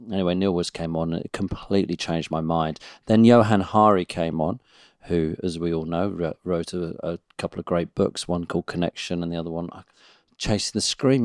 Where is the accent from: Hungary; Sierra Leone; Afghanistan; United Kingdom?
United Kingdom; as British people